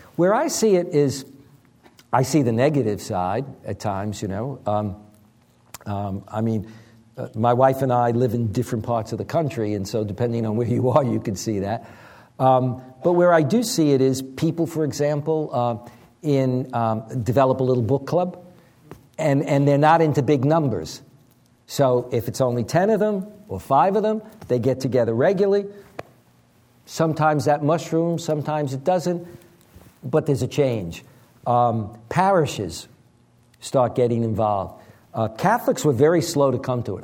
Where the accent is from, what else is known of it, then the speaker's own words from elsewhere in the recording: New York City, New York, United States; raised in Long Island, and I'm from Brooklyn